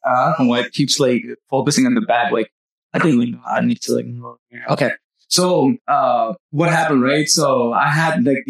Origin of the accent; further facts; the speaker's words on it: Pakistan; moved away; I've been through all this and you know, I came from Pakistan, like, you know, it was like all legend.